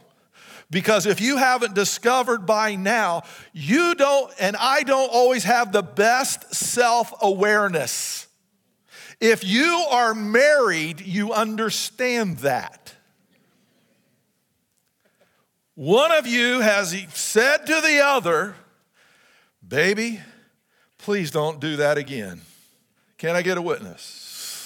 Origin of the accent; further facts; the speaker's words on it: United States; even as Americans